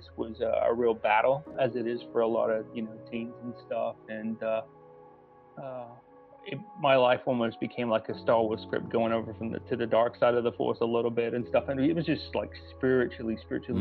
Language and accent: English; South East England, United Kingdom; moved away; I grew up in a small town in the southeast of England